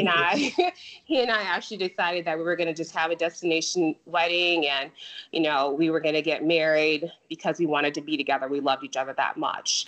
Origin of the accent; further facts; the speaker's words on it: Chicago, Illinois, United States; now in North Carolina, United States; I was born and raised in the Chicagoland area, and my parents are still there.